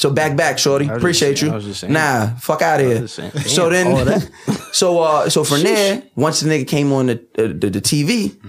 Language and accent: English; Long Island, New York, United States; I'm from Long Island